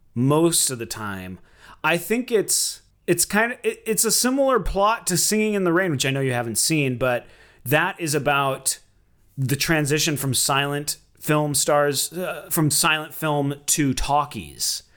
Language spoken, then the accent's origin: English; Minneapolis, Minnesota, United States; growing up in Sou-, South Minneapolis